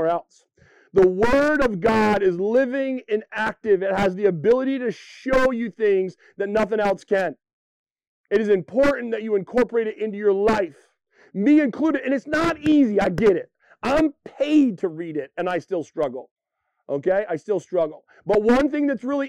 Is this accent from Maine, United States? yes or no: yes; Western Maine, United States; born and raised in Western Maine like me